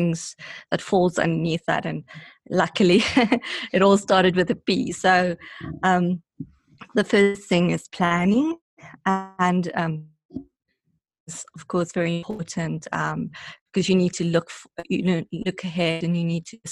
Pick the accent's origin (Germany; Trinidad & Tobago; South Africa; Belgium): South Africa; I'm from South Africa